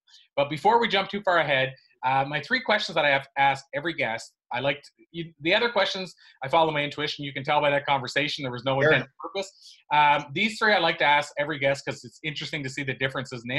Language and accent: English; Canada; the province that I grew up in Canada